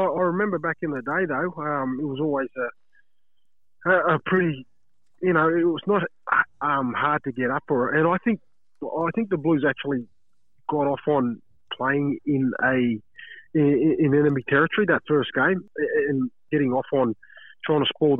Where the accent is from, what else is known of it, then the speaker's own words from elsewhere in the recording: Brisbane, Queensland, Australia; also born or lived in Fiji; I was born in Fiji, came to Australia when I was 3, and I grew up in Brisbane. So I grew up out at Logan. Yeah, had a good upbringing